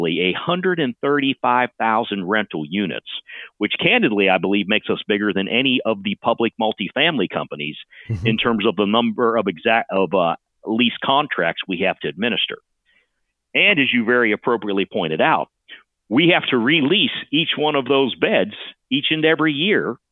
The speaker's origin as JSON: {"language": "English", "region": "northern panhandle of West Virginia", "country": "United States", "tie": "born or raised there", "moved": "yes", "lives_now": "Austin, United States", "said": "I grew up in the very northern panhandle of West Virginia, the son and grandson of steelworkers"}